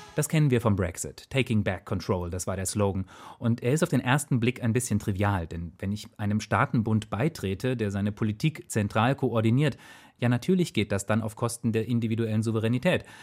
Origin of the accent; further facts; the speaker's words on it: Thuringia, Germany; in meiner Heimat Thüringen. Ich war damals vielleicht sieben, acht Jahre alt